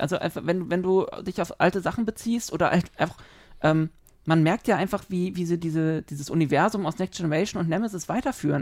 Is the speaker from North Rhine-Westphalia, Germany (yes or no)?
no; Berlin, Germany; Wir sind Berliner